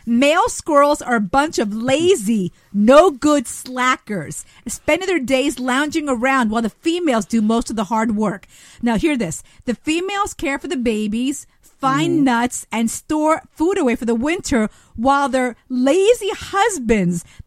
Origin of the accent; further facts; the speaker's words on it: New York, United States; even though I'm a Yankee fan, I'm still a New Yorker